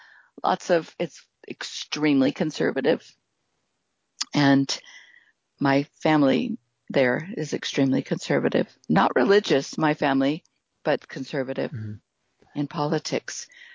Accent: Idaho, United States; people, I tell people I'm from Idaho, they say Iowa.

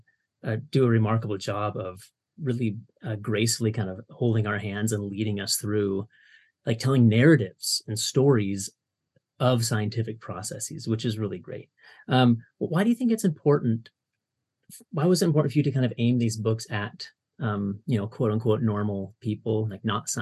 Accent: Washington, United States; now in Utah, United States; I grew up in the Pacific Northwest up on the Canadian border on the coast

